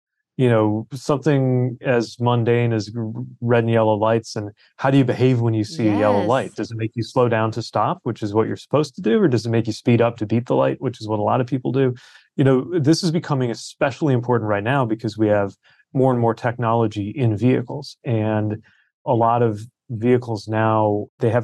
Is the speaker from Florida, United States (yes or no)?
no; South Bend, Indiana, United States; my hometown of South Bend